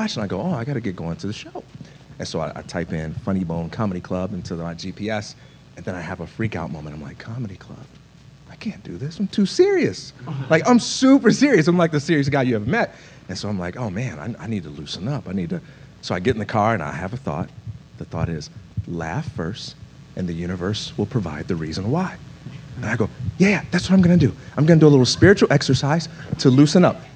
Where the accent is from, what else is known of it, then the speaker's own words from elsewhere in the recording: Chicago, Illinois, United States; I'm from Chicago.